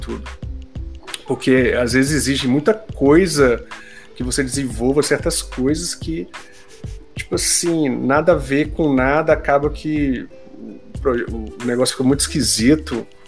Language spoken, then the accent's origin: Portuguese; Minas Gerais, Brazil; eu sou mineiro, eu coloco muita coisa no diminutivo